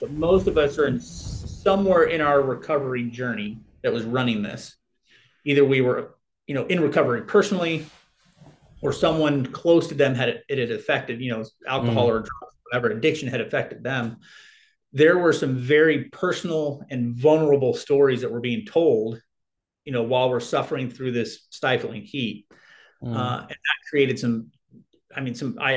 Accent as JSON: {"language": "English", "region": "Arizona", "country": "United States", "said": "I'm from Arizona and it's hot here"}